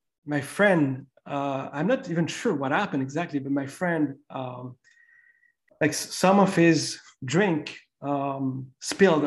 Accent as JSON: {"language": "English", "country": "France", "tie": "born or raised there", "also_born_or_lived": "Las Palmas de Gran Canaria, Spain", "moved": "yes", "said": "I grew up in France back in the day."}